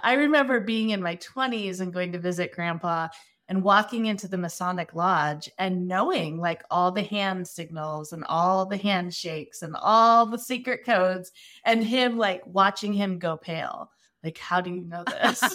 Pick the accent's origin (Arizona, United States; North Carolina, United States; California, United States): Arizona, United States; I am from Arizona. I'm an Arizona native.